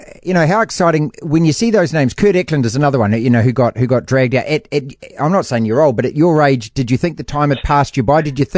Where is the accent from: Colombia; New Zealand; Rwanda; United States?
New Zealand; as a New Zealander.